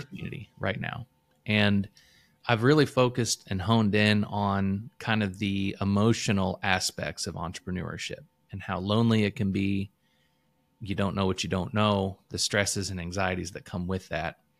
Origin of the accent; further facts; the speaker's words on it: Illinois, United States; now in Louisville, United States; I moved to Kentucky. I'm from Illinois originally, uh, so I moved here in two thousand four